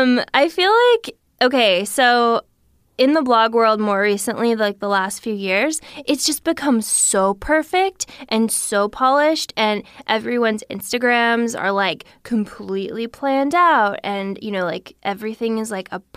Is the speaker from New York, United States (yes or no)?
no; Missouri, United States; Yes. Yeah. {S1} Whoa. {S2} Yeah. So we never thought we would leave, and we love Missouri